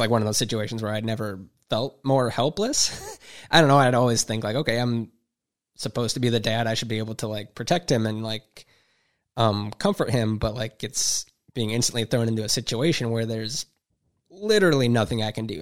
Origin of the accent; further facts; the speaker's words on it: Huron, Ohio, United States; I grew up in Huron, went to school there